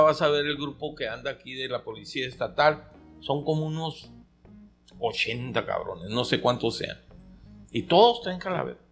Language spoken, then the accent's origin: Spanish; Caborca, Sonora, Mexico; de aquí de Caborca, de mi pueblo